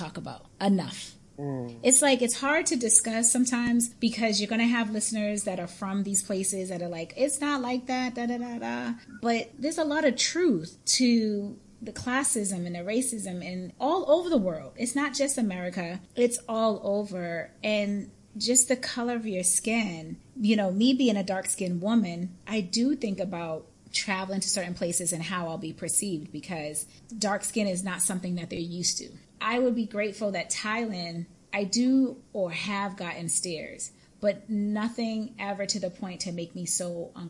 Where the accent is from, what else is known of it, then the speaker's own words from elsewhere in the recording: Boston, Massachusetts, United States; moved away; we're both from Boston